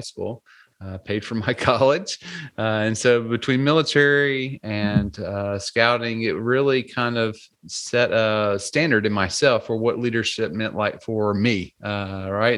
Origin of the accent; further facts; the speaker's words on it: Louisiana, United States; I grew up in in Louisiana, more of a a little bit more of a rural area